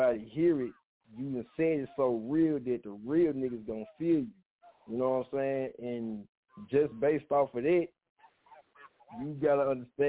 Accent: Memphis, Tennessee, United States; I'm from Memphis

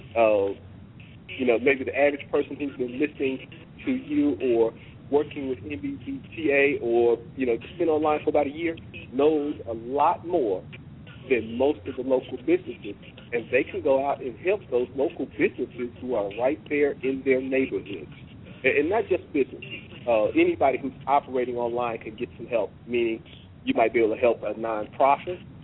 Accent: Oklahoma, United States; moved away as an adult; also born or lived in Washington, D.C.; I'm a missionary from Oklahoma

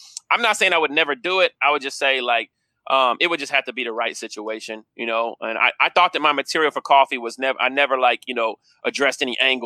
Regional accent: Kansas City, United States; I'm from Kansas City

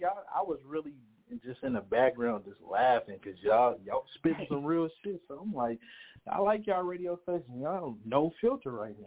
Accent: Oakland, California, United States; But I'm from Oakland, California, you know, Bay Area.

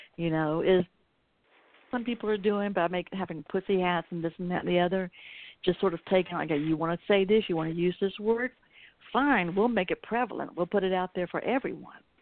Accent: the South, Southern United States, United States; I'm a Southerner

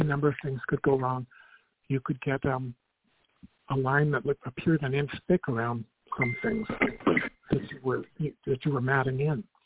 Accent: Albuquerque, New Mexico, United States; moved away as an adult; I went to Manzano High School

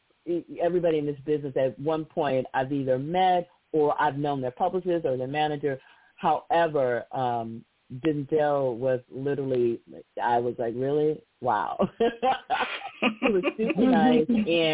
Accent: Los Angeles, California, United States; because I was born and raised in Los Angeles.

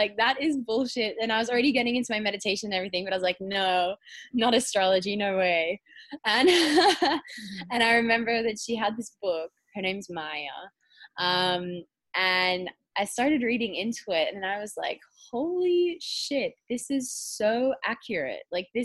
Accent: Perth, Western Australia, Australia; I was born in Australia, in Western Australia, the same place as you in Perth

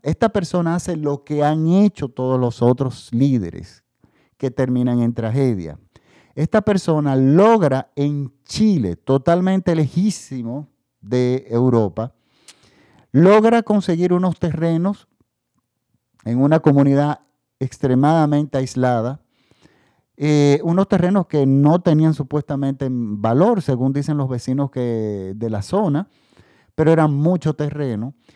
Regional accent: Dominican Republic; aquí en mi país también, en República Dominicana

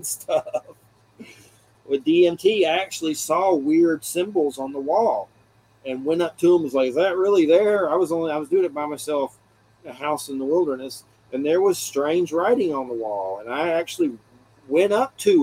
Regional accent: Georgia, United States; also born or lived in Florida Panhandle; now in Florida, United States; I'm from Georgia, but moved down here after my dad died.

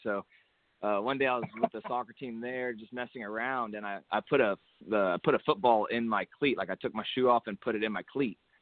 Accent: Hutto, Texas, United States; a little school over here in my hometown of Hutto, Texas

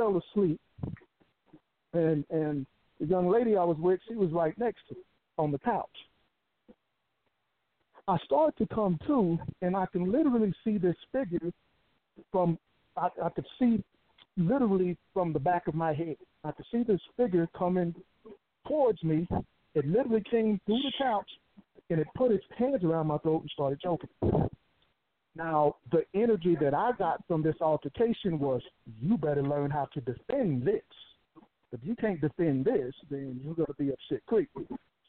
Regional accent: Houston, Texas, United States; also born or lived in Colorado Springs; come back to my hometown of Houston.

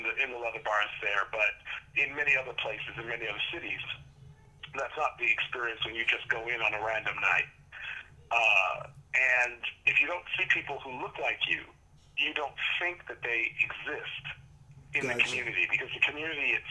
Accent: New Jersey, United States; also born or lived in New York City, New York; growing up in Jersey and New York City

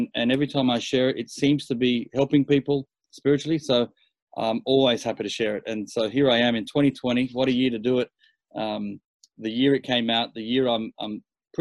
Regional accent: Sydney, New South Wales, Australia; born and raised in Australia.

